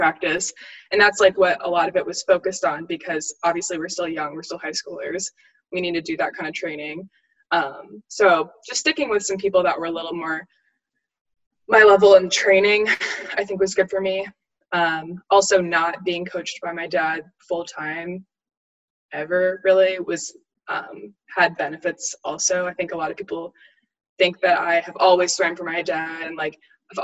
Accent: Auburn, United States; also born or lived in North Carolina; like growing up in a big swimming family, like growing up in Auburn, and then North Carolina

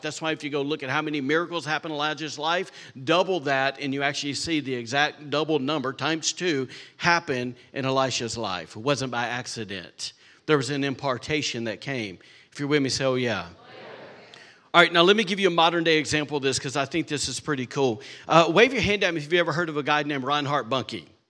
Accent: Alabama, United States; now in Rockport, Maine, United States; I'm a redneck from Alabama

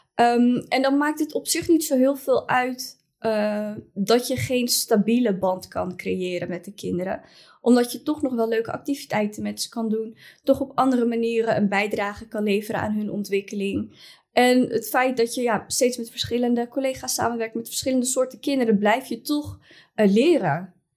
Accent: Utrecht, Netherlands; ik kom zelf dan uit Utrecht

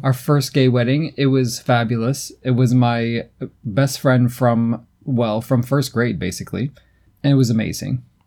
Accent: United States; being American

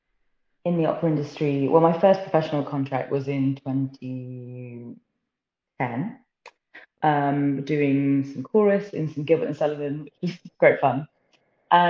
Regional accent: Somerset, South West England, United Kingdom; moved away; I am originally from Somerset in the southwest.

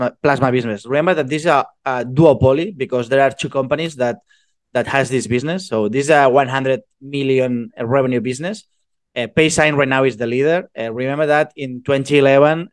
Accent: Spain; also born or lived in Barcelona; I'm from Spain. I'm located in Barcelona

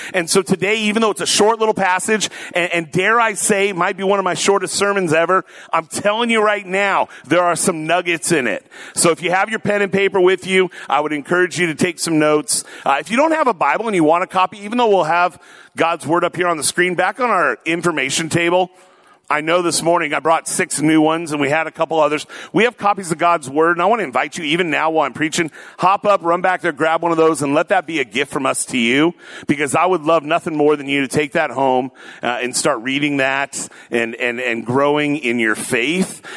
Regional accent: Tacoma, Washington, United States; also born or lived in Oregon; I grew up in Tacoma

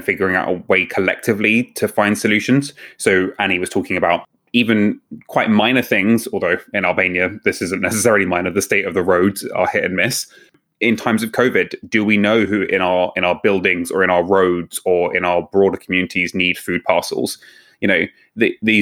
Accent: Cuckmere Haven, South East England, United Kingdom; we grew up near the Cookmere Haven

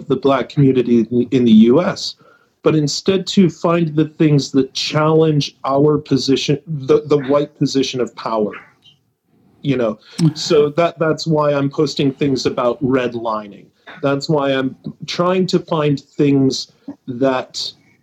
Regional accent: White Mountains of New Hampshire, United States; I grew up in the White Mountains of New Hampshire

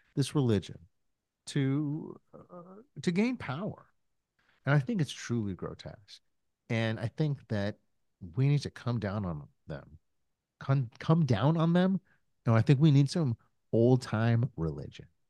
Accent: United States; I'm still an American

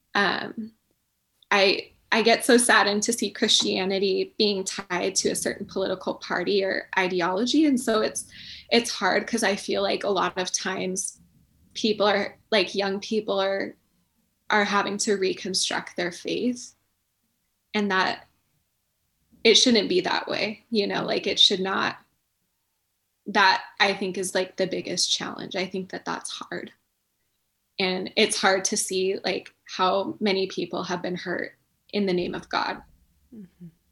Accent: Chelan, Washington, United States; I grew up in Chelan too

